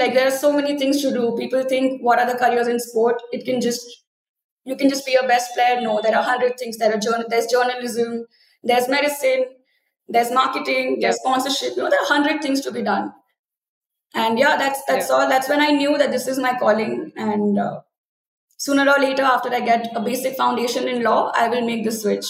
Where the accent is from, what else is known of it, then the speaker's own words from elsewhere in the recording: Rourkela, Odisha, India; moved away as an adult; also born or lived in Pune; I come from Rourkela in Odisha